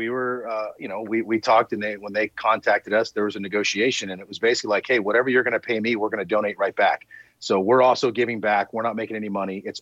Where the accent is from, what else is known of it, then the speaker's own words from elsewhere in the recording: Southern California, United States; moved away as an adult; also born or lived in El Paso; I grew up in Southern California, flip flops and palm trees. You know what I mean? And so to go from the Southern California life to the El Paso life, which is completely different culture, completely different way of living.